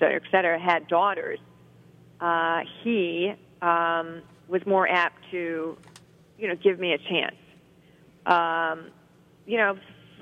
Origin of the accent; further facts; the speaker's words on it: Ohio, United States; also born or lived in Cincinnati, Ohio / Brecksville, Ohio; I was born in Cincinnati and then moved to Brecksville outside of Cleveland when I was 8 years old. I'm a Ohio girl.